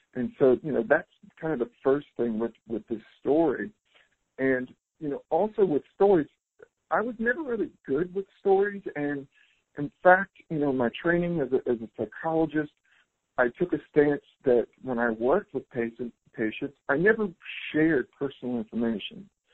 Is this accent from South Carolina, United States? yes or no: yes; South Carolina, United States; also born or lived in California; now in Costa Rica; I'm originally from South Carolina